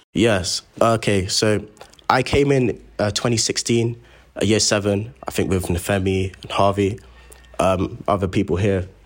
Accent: Croydon, London, United Kingdom; I'm from Croydon myself

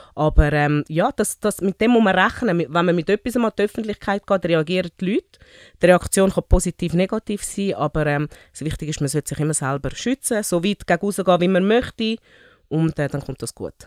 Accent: Zurich, Switzerland; accent: Zürischnurre; weil ich eigentlich eine typische Zürich Schnurren bin. Mein ähm, Hintergrund, ich bin ähm, in Zürich geboren, ursprünglich von Afrika, ähm, Mali und Nigeria

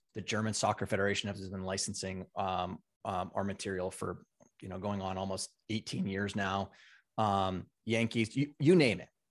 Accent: Canada; moved away as an adult; now in United States; I grew up in Canada on a Big Farm and Ranch

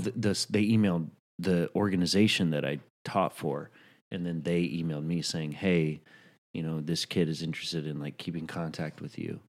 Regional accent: New York, United States; as a New Yorker

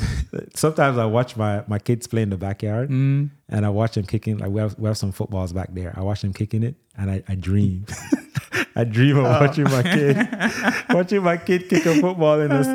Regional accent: Nigeria; like so much of I'm Nigerian, I'm an Igbo, that's my tribe.

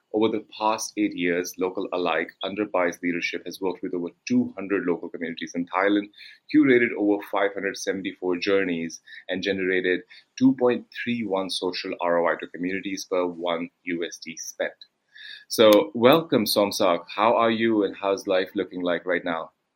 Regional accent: India; I come from India

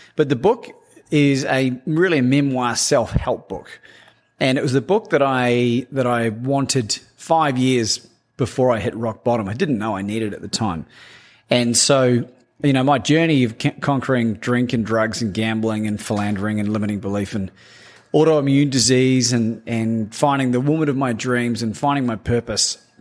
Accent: New Zealand; growing up in New Zealand

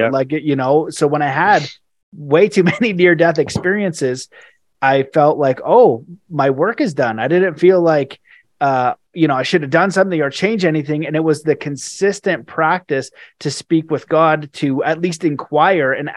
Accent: Canada; I'm Canadian

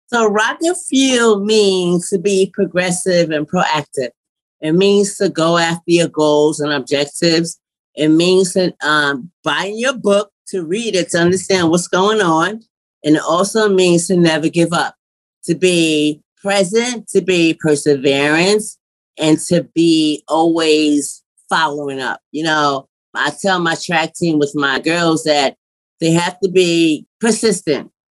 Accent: New York City, New York, United States; I'm from New York City

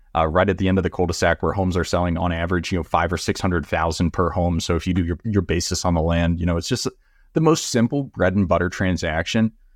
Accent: Texas, United States; also born or lived in Florida Keys; I'm from Texas

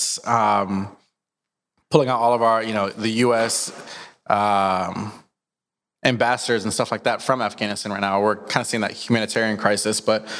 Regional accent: Montgomery County, Maryland, United States; now in Tulsa, United States; I was in Maryland at the time. I grew up in the East Coast. And so, right outside of Washington, D.C. in Montgomery County

